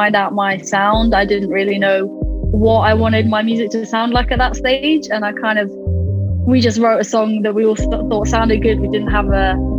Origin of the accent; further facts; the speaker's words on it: Stamford, East Midlands, United Kingdom; now in Nottingham, United Kingdom; I'm based in Nottingham at the moment, but I'm originally from Stamford in Lincolnshire, little historic town